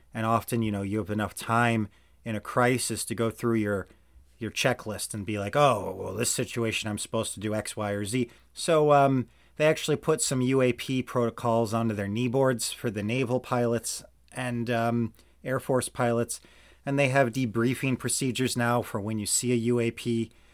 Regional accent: Missouri, United States; also born or lived in Georgia (country); I'm back in the United States and I'm in my home state of Missouri

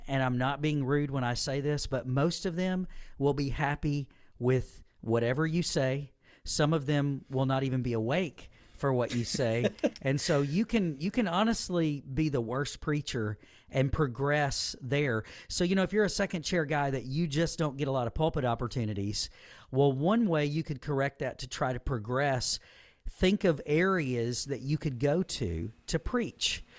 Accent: Southaven, Mississippi, United States; moved away as an adult; this is where I was born and raised, grew up, and I've returned to a church and a ministry that uh, affected me when I was young

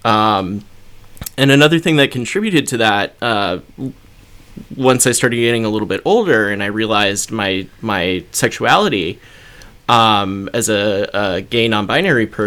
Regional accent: North Dakota, United States; I was growing up in North Dakota, which is a very conservative area.

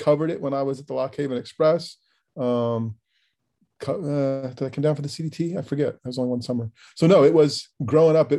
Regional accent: near Williamsport, Pennsylvania, United States; moved away; I grew up near Williamsport. My hometown's actually like 10 miles from Williamsport

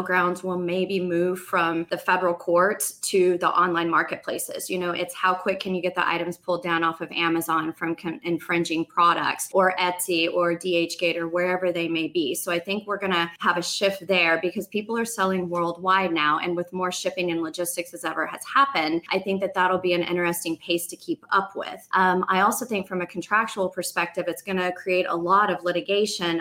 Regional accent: Oklahoma, United States; now in Florida, United States; I'm from Oklahoma, so I do go back to the Midwest or Southwest quite a bit.

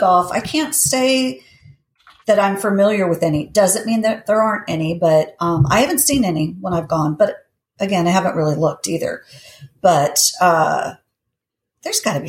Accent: Los Angeles, California, United States; now in Florida, United States; I grew up in Los Angeles, so Disneyland was close.

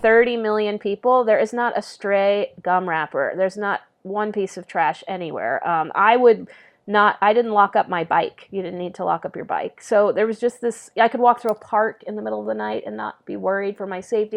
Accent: San Antonio, Texas, United States; moved away as an adult; now in New York, United States; growing up in San Antonio, big public school

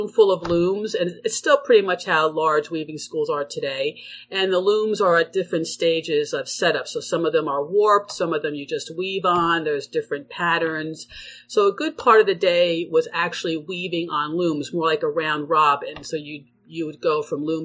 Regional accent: New Jersey, United States; also born or lived in Connecticut / Sweden; now in Vermont, United States; I'm originally from New Jersey and came up to Vermont via Connecticut and so forth

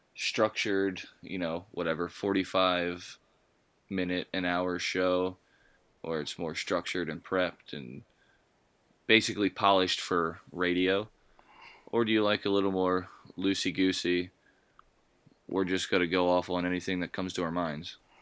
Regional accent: United States; we're American

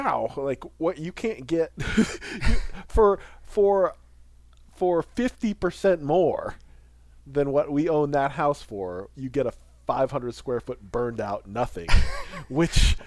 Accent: Midwest, United States; now in Seattle, United States; I grew up in the Midwest in a small town of about 5,000 people

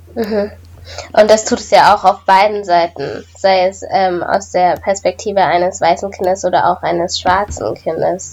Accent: Germany; ich komme aus Deutschland

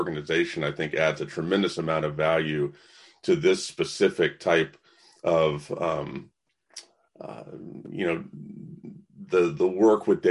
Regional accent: the South, United States; I'm born and raised in the South

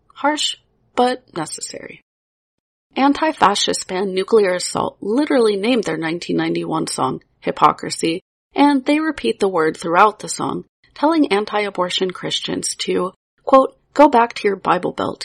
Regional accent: Pittsburgh, Pennsylvania, United States; my hometown of Pittsburgh, Pennsylvania

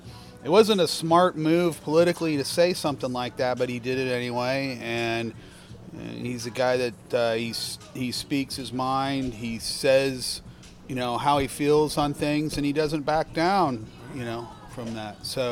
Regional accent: Evergreen, Colorado, United States; I'm from Evergreen, Colorado.

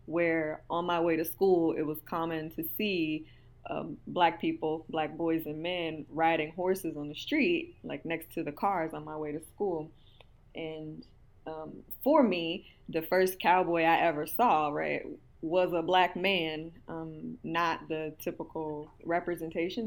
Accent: Houston, Texas, United States; I was born and raised in Houston, Texas

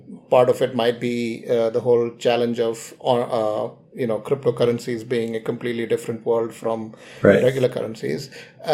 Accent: India; I'm an Indian

